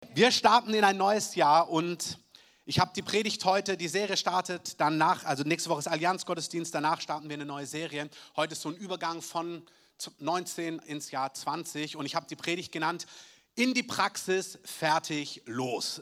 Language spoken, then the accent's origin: German; Southern Germany, Germany; bei uns in Süddeutschland